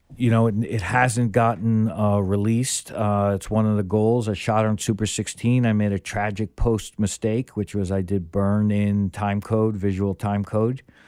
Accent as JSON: {"language": "English", "region": "New York", "country": "United States", "said": "as a New Yorker"}